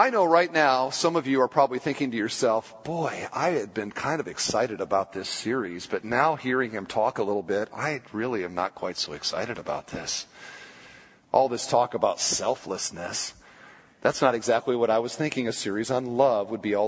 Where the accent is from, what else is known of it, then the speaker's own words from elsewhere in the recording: United States; We're so American.